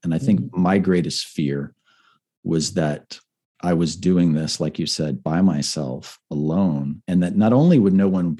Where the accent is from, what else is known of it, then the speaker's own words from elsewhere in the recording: Puerto Rico; also born or lived in Panama / Miami, United States; I grew up surfing in Puerto Rico. I grew up, you know, in the jungles, looking at sloths and iguanas in Panama, and growing up in Miami